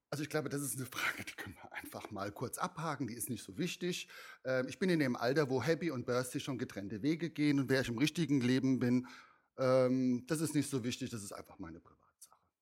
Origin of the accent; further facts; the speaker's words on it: Mainz, Rhineland-Palatinate, Germany; also ich komme ja aus Mainz, ich komme ja schon aus der Fasnachtszene sozusagen